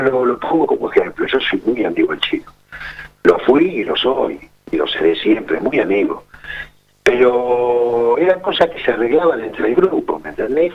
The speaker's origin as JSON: {"language": "Spanish", "town": "Ramos Mejía", "region": "Buenos Aires Province", "country": "Argentina", "tie": "born or raised there", "said": "yo nací en Ramos Mejía"}